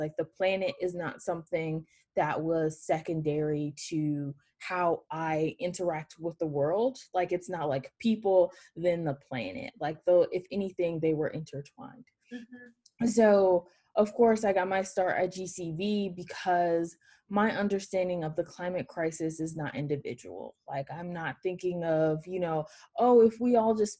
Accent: Atlanta, Georgia, United States; Born and raised in Atlanta, Georgia

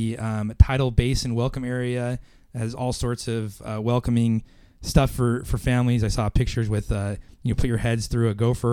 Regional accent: Idaho, United States; moved away; I'm from Idaho, and we always grew up with fishing pole kites

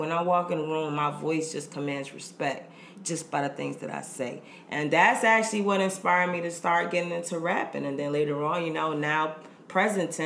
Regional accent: Fort Lauderdale, Florida, United States; moved away as an adult; now in Baltimore, United States; born and raised in Fort Lauderdale, Florida. But I'm based in Baltimore, Maryland.

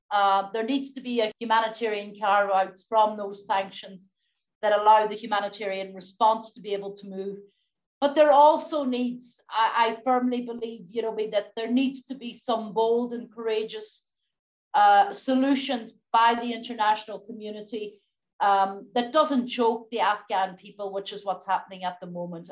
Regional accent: Donegal, Ulster, Ireland; as a, youngster growing up in Donegal

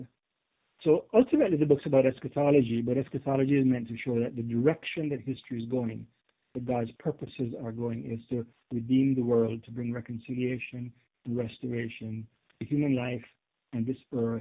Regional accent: Jamaica; also born or lived in Canada; now in United States; As you can probably tell by my accent, I wasn't born in the U.S. I'm a Jamaican. I immigrated to Canada, then the U.S. later

